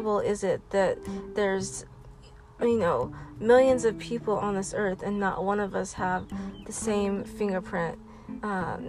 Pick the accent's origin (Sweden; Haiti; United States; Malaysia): United States; Lawrence; growing up in Lawrence